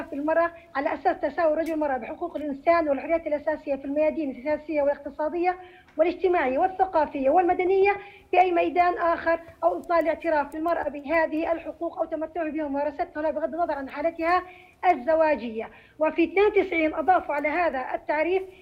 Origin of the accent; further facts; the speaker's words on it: Jordan; عندنا في الأردن